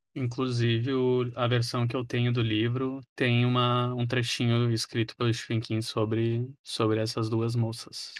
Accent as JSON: {"language": "Portuguese", "country": "Brazil", "said": "nós brasileiros"}